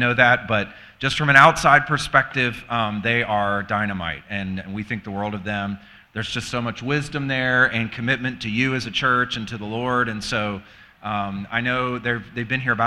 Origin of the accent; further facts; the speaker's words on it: the South, United States; moved away as an adult; also born or lived in Virginia; now in Michigan, United States; We're from the South and ministered in the South